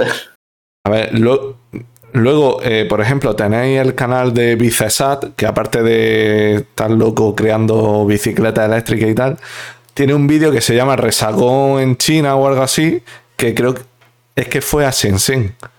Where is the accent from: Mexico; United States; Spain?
Spain; los españoles tenemos que ser un poco conscientes de nuestro pasado